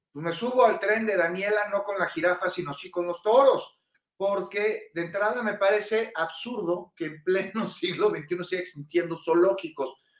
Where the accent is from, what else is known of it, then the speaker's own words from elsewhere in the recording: Mexico City, Mexico; quienes somos capitalinos